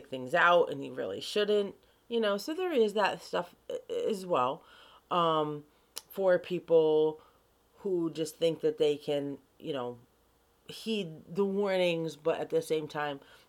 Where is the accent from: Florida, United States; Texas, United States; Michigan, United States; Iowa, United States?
Florida, United States; Key West; moved away; also born or lived in Rochester, New York; So I grew up in Key West, Florida